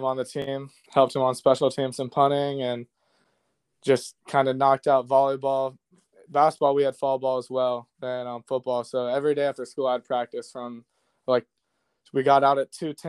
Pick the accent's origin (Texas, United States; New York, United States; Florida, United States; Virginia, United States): Virginia, United States; Virginia Beach; Born and raised in Virginia Beach. Went to Tallwood High School.